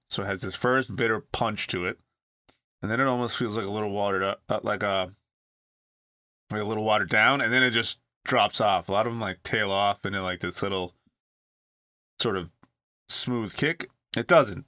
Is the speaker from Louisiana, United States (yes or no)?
no; California, United States; growing up in California